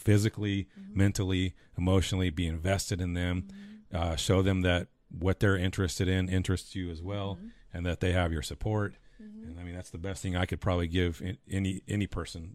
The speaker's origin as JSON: {"language": "English", "area": "Taft or Bakersfield", "region": "California", "country": "United States", "tie": "born or raised there", "moved": "as an adult", "lives_now": "Texas, United States", "said": "growing up in Taft or Bakersfield"}